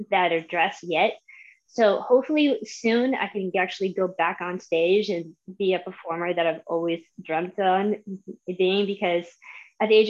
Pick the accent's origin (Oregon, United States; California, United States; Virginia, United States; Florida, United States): Florida, United States; Tampa; I am 36. I am from Tampa, Florida, but I came from a military family, so I've been through four states since I've since I've been born.